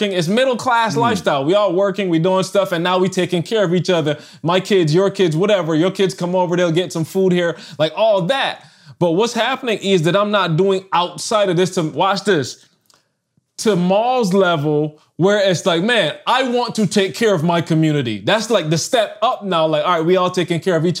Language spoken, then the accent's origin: English; Barbados; moved away as an adult; I'm from Barbados